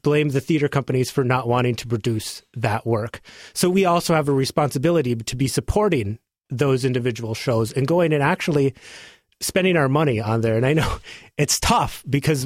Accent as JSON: {"language": "English", "town": "Drake", "region": "North Dakota", "country": "United States", "tie": "born or raised there", "moved": "as an adult", "lives_now": "Portland, United States", "said": "my hometown of Drake, North Dakota"}